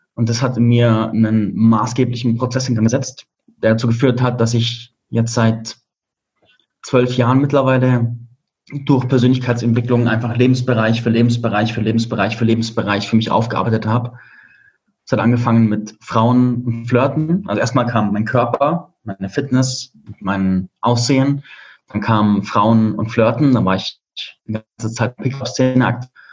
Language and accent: German; Germany; moved away as an adult; also born or lived in Spain; meine Heimat hinter mir lassen